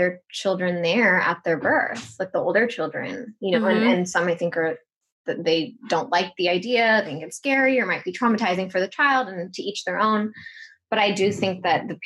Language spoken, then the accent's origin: English; Los Angeles, California, United States; I grew up in Hollywood.